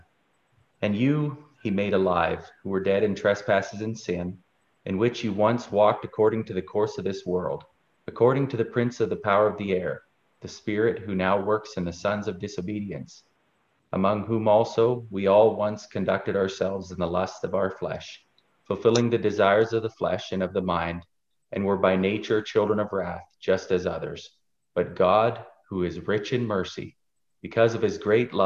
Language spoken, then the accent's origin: English; Cochrane, Alberta, Canada; also born or lived in Calgary; I'm from Cochrane.